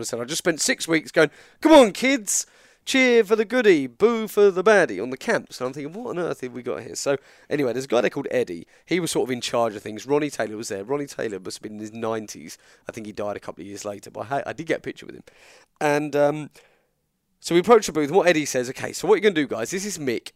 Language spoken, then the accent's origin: English; England, United Kingdom; I'm English